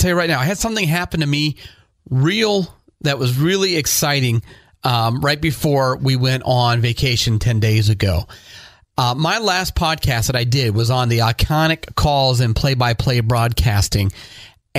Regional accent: Northeast Ohio, United States; I grew up in Northeast Ohio.

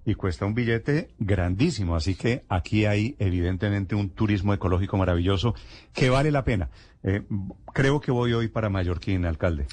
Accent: Colombia; nosotros aquí somos los cachacos

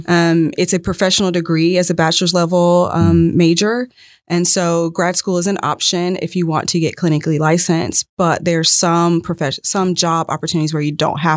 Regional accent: Atlanta, Georgia, United States; now in Polk County, United States; From Atlanta.

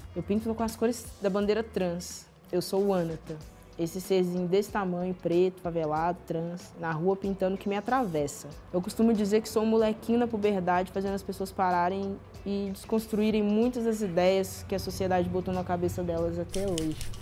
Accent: Belo Horizonte, Minas Gerais, Brazil; sou nascido e criado no Alto Veracruz

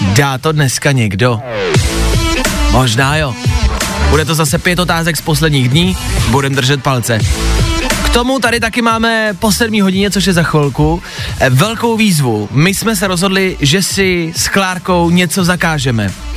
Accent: Plzeň, Plzeň Region, Czechia; Já jsem z Plzně

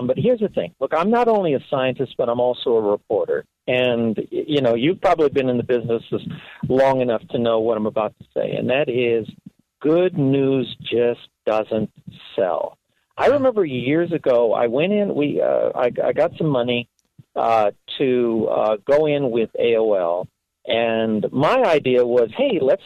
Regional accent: Los Angeles, California, United States; When I was a kid growing up in Los Angeles

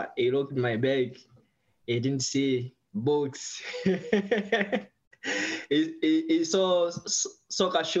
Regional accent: Tanzania; English is a second language; now in San Diego, United States; I'm from Tanzania. I grew in poor family.

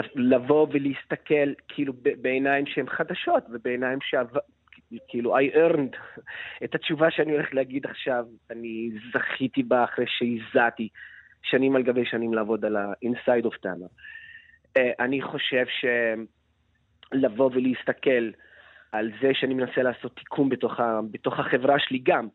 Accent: Lod, Central District, Israel

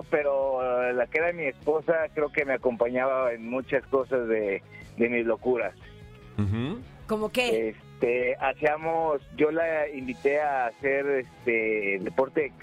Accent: Guadalajara, Jalisco, Mexico; Soy de aquí de Guadalajara, como De Guanatos.

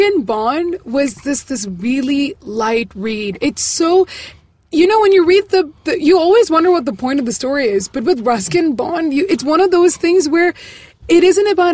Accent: Tiruvalla, Kerala, India; moved away; I was in Kerala for 2 weeks in my hometown, Tiruvalla.

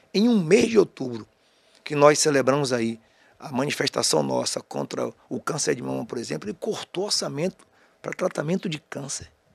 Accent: Jequié, Bahia, Brazil; also born or lived in Aiquara, Bahia / Feira de Santana, Bahia; eu nasci, quando eu morava em Jequié, até 15 anos

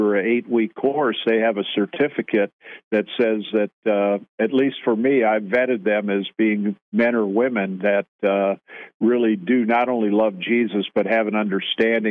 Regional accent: Grafton, Wisconsin, United States; moved away; I'm from Grafton

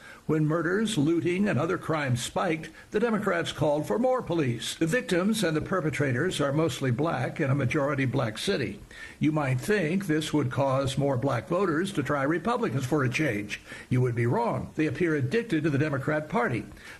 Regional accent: Washington, District of Columbia, United States; I was born in Washington, but I would not walk down its streets these days.

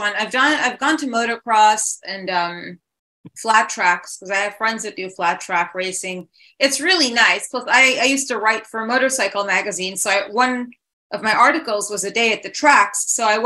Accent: New York City, New York, United States; you growing up in Manhattan

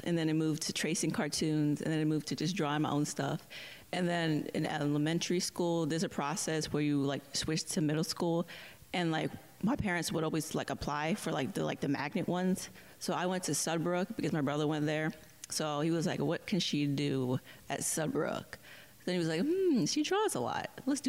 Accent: Baltimore, Maryland, United States; also born or lived in Woodlawn, Maryland; I am from here. I'm from Baltimore, Maryland. I've been here for as long as I can remember.

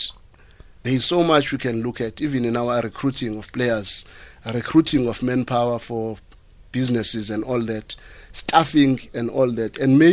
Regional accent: South Africa; my fellow South Africans

